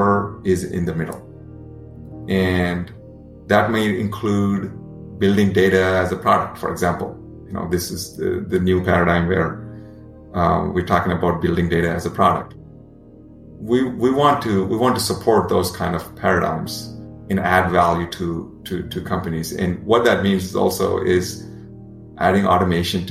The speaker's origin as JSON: {"language": "English", "country": "India", "tie": "born or raised there", "moved": "yes", "said": "when I was growing up in India"}